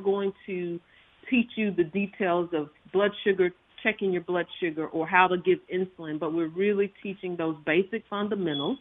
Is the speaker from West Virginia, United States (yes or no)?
no; Purvis, Mississippi, United States; I actually lived and grew up in Lamar County and actually had an Extension office in my hometown of Purvis, Mississippi